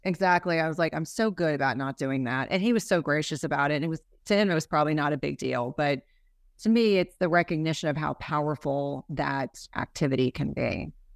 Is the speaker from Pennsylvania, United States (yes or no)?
no; New Jersey, United States; I grew up in New Jersey